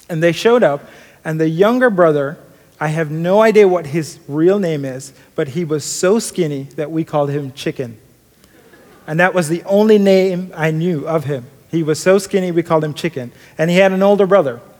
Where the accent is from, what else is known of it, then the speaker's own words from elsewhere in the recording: Kingston, Jamaica; I grew up in Jamaica, Kingston, Jamaica, sometimes called a concrete jungle.